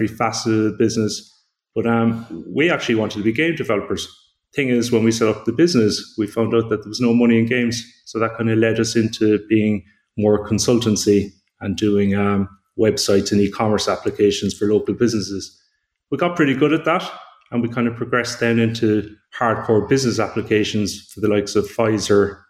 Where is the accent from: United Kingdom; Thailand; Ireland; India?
Ireland; Glanmire, Munster; I grew up in East Cork, as you said, in a place called Glanmire